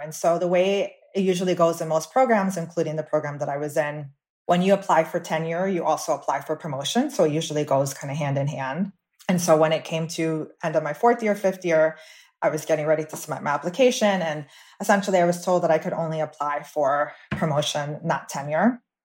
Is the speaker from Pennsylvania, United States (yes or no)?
no; Miami, Florida, United States; I was born and raised in Miami, Florida